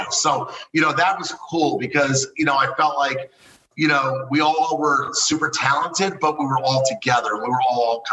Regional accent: Miami, Florida, United States; I was born and raised in Kendall Lakes, Miami, you know, a suburb of Miami.

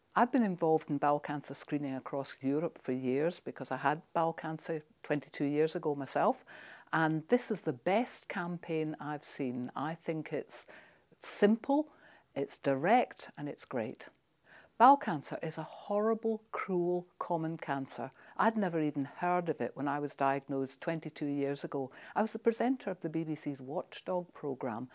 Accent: Scotland, United Kingdom; I'm Scottish

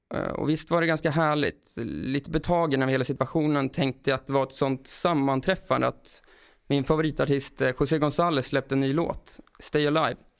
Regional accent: Brunflo, Jämtland, Sweden; now in Stockholm, Sweden; jag flyttade till Stockholm och han bodde kvar i Brunflo utanför Östersund där vi växte upp

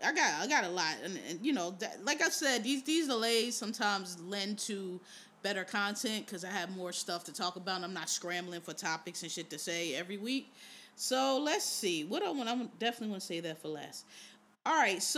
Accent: Philadelphia, Pennsylvania, United States; I'm from Philly

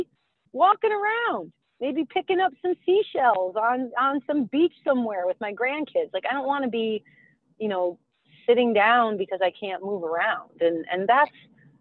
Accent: Rhode Island, United States; now in Maine, United States; I grew up in Rhode Island

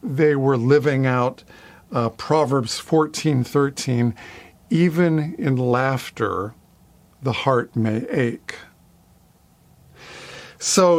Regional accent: near Pittsburgh, Pennsylvania, United States; I grew up near Pittsburgh, Pennsylvania, the city of Three Rivers.

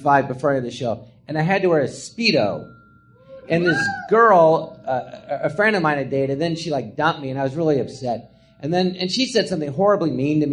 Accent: Los Angeles, California, United States; I'm from Tarzana

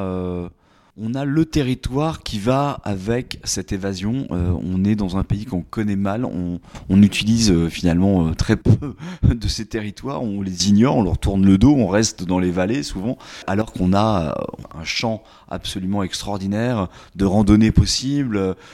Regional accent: Limoges, Nouvelle-Aquitaine, France; moved away as an adult; also born or lived in Paris; je suis originaire du Limousin

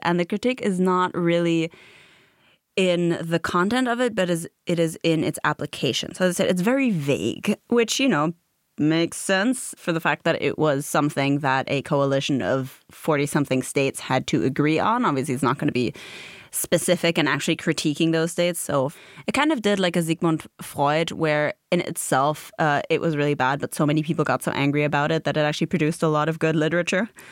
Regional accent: Germany; growing up in Germany, I, I grew up in sort of a mid-sized town

